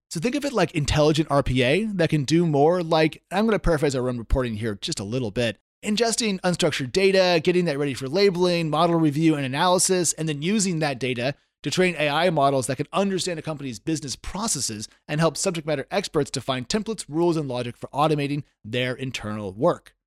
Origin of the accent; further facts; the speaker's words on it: United States; I'm an American